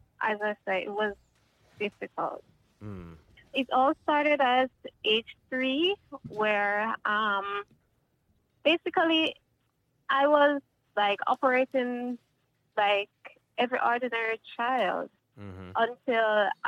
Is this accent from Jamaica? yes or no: yes; Kingston, Jamaica; I was born in Kingston, Jamaica